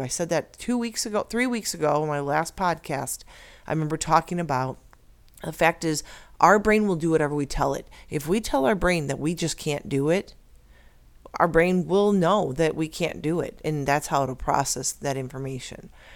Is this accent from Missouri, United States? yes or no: no; Illinois, United States; now in Arizona, United States; I'm originally from Illinois